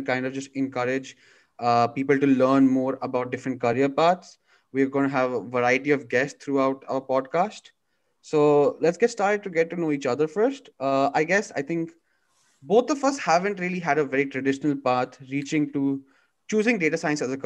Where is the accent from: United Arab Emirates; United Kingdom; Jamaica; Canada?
United Arab Emirates; Dubai; now in California, United States; my growing up in Dubai